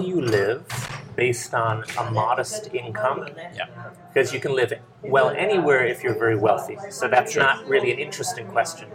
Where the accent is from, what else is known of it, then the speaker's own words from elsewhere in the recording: New Haven, Connecticut, United States; moved away as an adult; also born or lived in Maine; now in Ljubljana, Slovenia; I grew up in New Haven, Connecticut